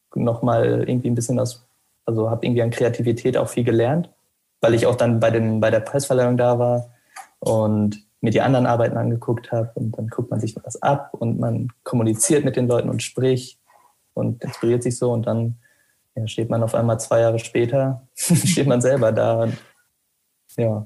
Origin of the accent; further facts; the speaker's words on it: Arnsberg, North Rhine-Westphalia, Germany; moved away as an adult; now in Münster, Germany; die Lehre habe ich erst bei mir im Heimatort gemacht. Also ich komme aus dem Sauerland, aus Arnsberg